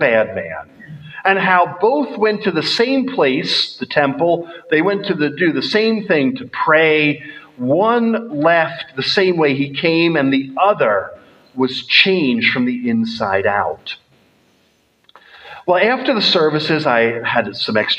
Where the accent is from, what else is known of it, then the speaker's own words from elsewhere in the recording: United States; now in Scotland, United Kingdom; As an American